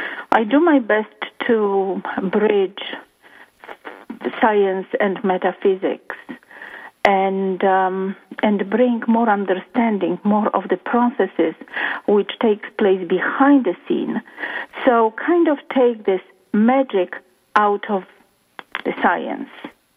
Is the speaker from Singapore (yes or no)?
no; Poland; English is a second language; moved away as an adult; now in Toronto, Canada; about 22 years ago, I came to Canada from Poland searching for, I guess, my place in life.